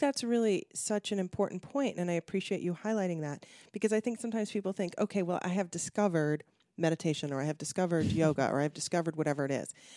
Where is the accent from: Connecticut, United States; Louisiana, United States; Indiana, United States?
Connecticut, United States; now in Los Angeles, United States; I grew up in Connecticut